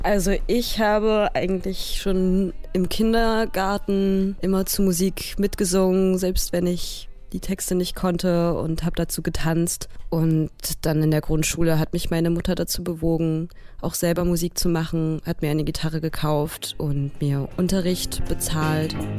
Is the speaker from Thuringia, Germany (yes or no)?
yes; Erfurt, Thuringia, Germany; moved away as an adult; now in Berlin, Germany; Ich habe das Projekt gestartet in meiner Heimatstadt Erfurt